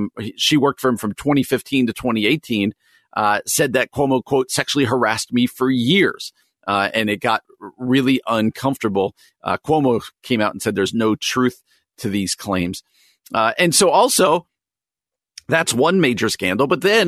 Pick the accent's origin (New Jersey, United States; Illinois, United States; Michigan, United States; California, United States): New Jersey, United States; well-known governor of New York when I was growing up in New Jersey